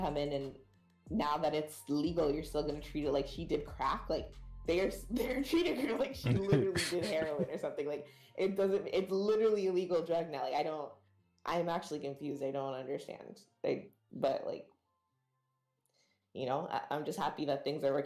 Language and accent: English; Jamaica; As a Jamaican